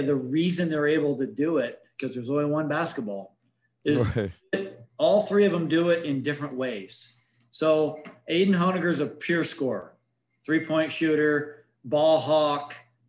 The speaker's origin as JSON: {"language": "English", "town": "Detroit", "region": "Michigan", "country": "United States", "moved": "yes", "said": "Dennis Rodman, we're from Detroit area. That's where we moved here from back about 10 years ago."}